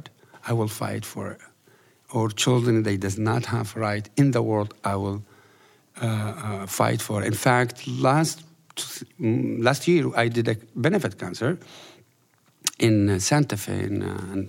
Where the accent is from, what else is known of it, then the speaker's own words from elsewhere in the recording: Iraq; moved away as an adult; now in United States; I'm from Iraq.